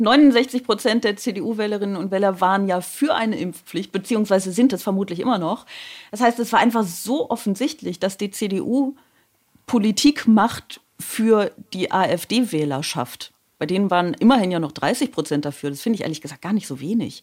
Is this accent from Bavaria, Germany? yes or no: no; Aachen, North Rhine-Westphalia, Germany; now in Baden-Württemberg, Germany; ich komme aus Aachen